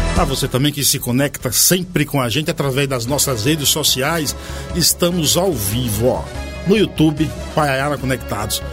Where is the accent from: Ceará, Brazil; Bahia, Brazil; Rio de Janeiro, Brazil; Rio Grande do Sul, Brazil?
Bahia, Brazil; now in São Paulo, Brazil; é uma palavra muito comum na minha região, lá no, na Bahia